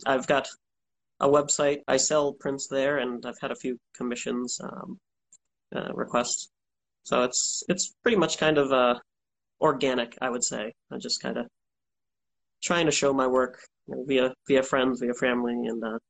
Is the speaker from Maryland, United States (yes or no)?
no; Norton, Massachusetts, United States; So I grew up south of Boston, in a town called Norton. It's a small town.